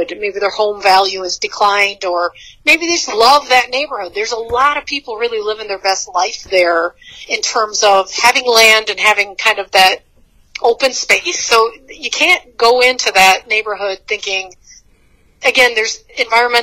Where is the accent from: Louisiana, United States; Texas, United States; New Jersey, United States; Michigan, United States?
Michigan, United States; Bad Axe; I'm from the Thumb of Michigan. I'm from a city called Bad Axe